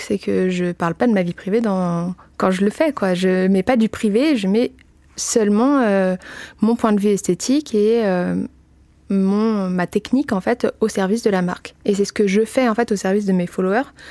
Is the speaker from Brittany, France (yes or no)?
no; Paris, Île-de-France, France; je suis parisienne